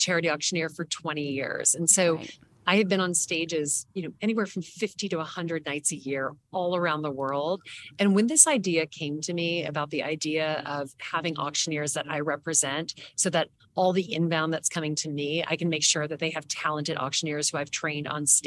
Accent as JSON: {"language": "English", "region": "the South", "country": "United States", "tie": "born or raised there", "moved": "yes", "lives_now": "New York, United States", "said": "I grew up in the South"}